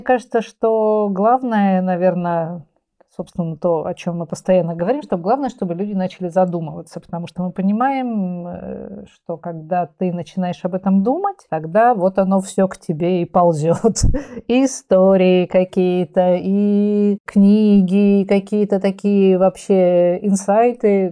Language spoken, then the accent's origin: Russian; Saint Petersburg, Russia; also born or lived in Kaliningrad Oblast; я городская девочка из Ленинграда